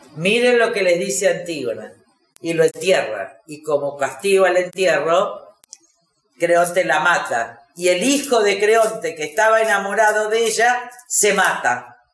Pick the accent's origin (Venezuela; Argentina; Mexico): Argentina; como argentinos